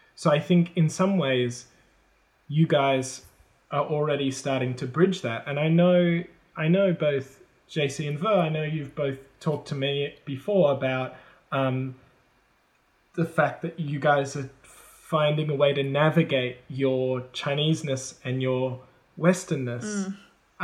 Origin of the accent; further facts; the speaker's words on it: Australia; first language English; moved away as an adult; now in China; I learnt it in an Australian way, so I say words that Americans don't say